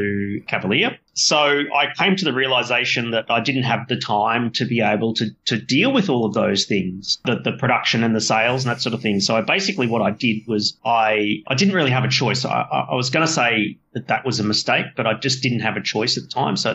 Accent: Australia; my hometown here

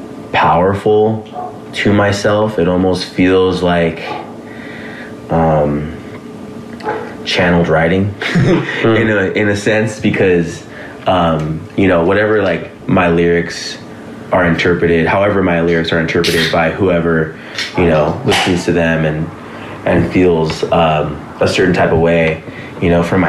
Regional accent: Los Angeles, California, United States; I grew up in the valley, you know, I grew up in Sun Valley

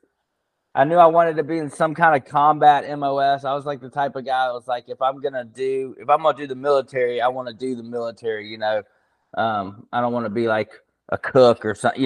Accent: Birmingham, Alabama, United States; also born or lived in Montgomery, Alabama / Nashville, Tennessee; I am from Alabama, born in Montgomery, Alabama. And then we moved to Birmingham shortly after me and my brother were born. So been in Birmingham most

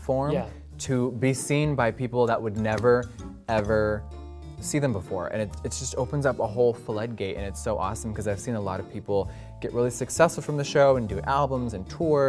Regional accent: Huntington Beach, California, United States; Huntington Beach.

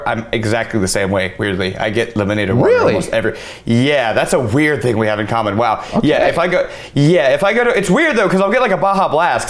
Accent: Cajun, Louisiana, United States; as a Cajun

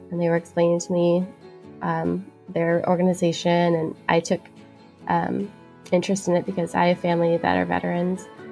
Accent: Pacific Northwest, United States; I'm from the Pacific Northwest

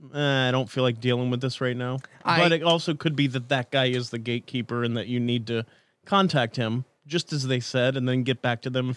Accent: the Florida Keys, United States; moved away; I was raised in the Keys

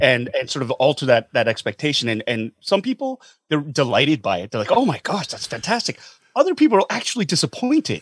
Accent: Calgary, Alberta, Canada; I grew up in Calgary as well

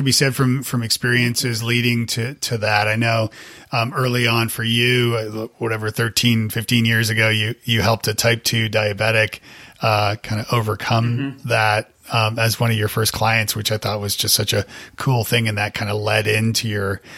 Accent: Canada; moved away; also born or lived in Nashville, United States; I'm from Canada originally

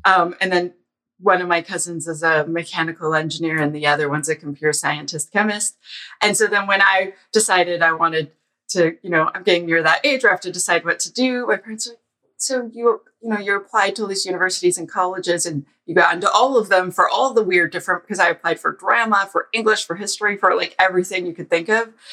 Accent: Ottawa, Ontario, Canada; I'm from Ottawa

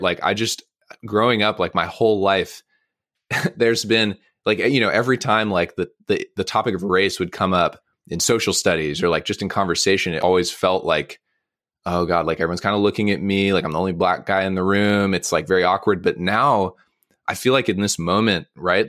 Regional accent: Monterey, California, United States; I grew up in Monterey, so I grew up going to the aquarium like uh, as a child.

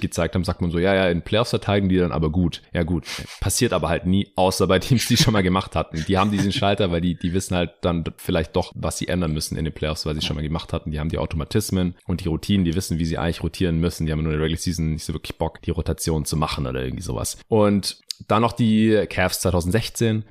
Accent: Stuttgart, Baden-Württemberg, Germany; meine Heimatstadt Stuttgart

